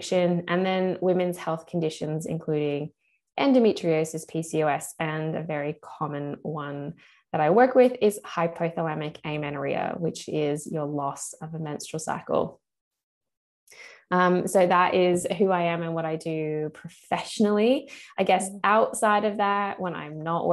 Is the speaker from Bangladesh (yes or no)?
no; United States; moved away as an adult; now in Sydney, Australia; I'm actually American originally, but I've lived here since 2003